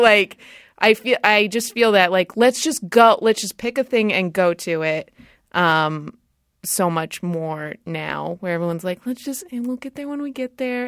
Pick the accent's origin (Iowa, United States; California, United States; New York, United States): California, United States; Rancho Cucamonga; I grew up in Southern California, in Rancho Cucamonga